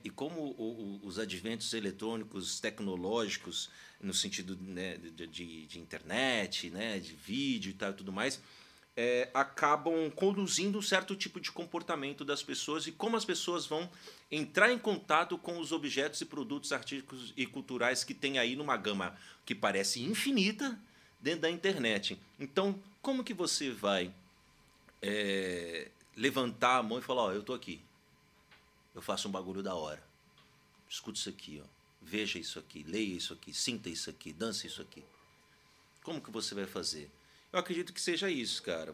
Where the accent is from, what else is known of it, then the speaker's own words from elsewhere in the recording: Uberlândia, Minas Gerais, Brazil; moved away as an adult; also born or lived in Santos, São Paulo; now in São Paulo, Brazil; Eu sou mineiro, como o Will bem comentou aqui, do Triângulo Mineiro de Uberlândia